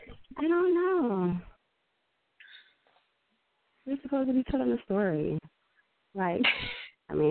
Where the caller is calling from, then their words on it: Detroit, Michigan, United States; This is …, and I'm from Detroit.